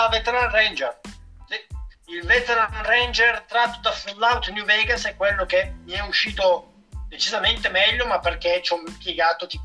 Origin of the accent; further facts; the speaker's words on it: Castiglione, Italy; Sul, praticamente il giornale del mio paese, mm. di Castiglione, hanno pubblicato un articolo interamente creato su di me eh. sia a Castiglione sia a Milano.